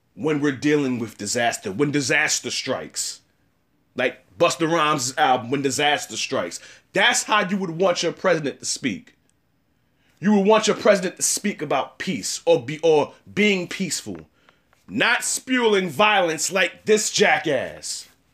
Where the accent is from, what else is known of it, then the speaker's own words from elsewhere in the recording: United States; I'm an American and I'm African American